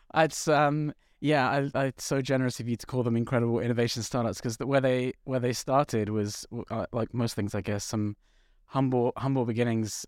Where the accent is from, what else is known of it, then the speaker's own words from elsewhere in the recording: London, United Kingdom; I'm from North London